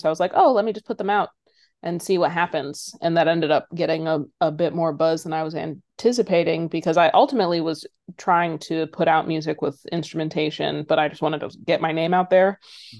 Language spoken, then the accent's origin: English; Philadelphia, Pennsylvania, United States; also born or lived in San Francisco / Minneapolis / Boston / Brooklyn; now in Los Angeles, United States; I grew up a little all over the place. I was born in San Francisco, spent my elementary school days in Minneapolis, middle school and high school in Philadelphia, went to college in Boston, lived in Brooklyn for 8 years, and now I'm in LA.